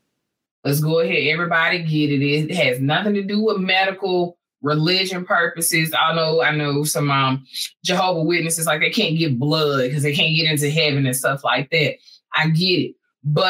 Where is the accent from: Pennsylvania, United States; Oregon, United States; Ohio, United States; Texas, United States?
Texas, United States; I'm a Texan by blood